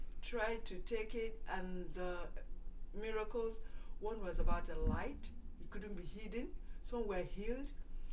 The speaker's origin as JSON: {"language": "English", "country": "Nigeria", "tie": "born or raised there", "moved": "as an adult", "said": "I went to school in Nigeria, elementary, high school, and then came over here for college"}